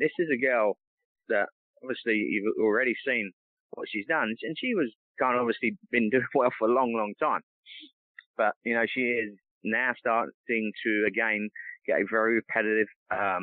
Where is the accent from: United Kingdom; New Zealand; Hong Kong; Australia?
United Kingdom; England; now in United States; growing up in England